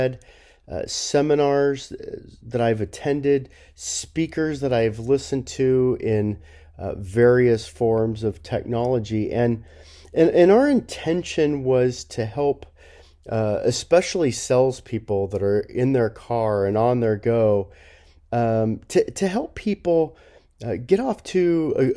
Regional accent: Los Angeles, California, United States; I grew up in Los Angeles area

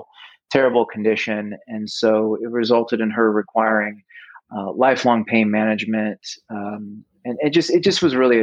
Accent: Midwest, United States; moved away as an adult; also born or lived in Cayman Islands; now in California, United States; I grew up in the Midwest, about as far away from the ocean as you could be

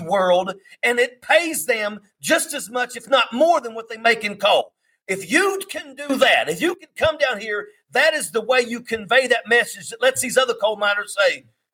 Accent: West Virginia, United States; I come from West Virginia. I live in the coal fields of America.

